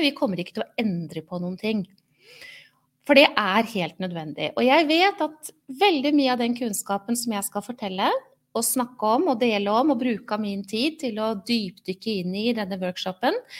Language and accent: Norwegian; Oslo, Norway; moved away as an adult; now in Halden, Norway; Selv er jeg ikke fra Halden, jeg er født og oppvokst i Oslo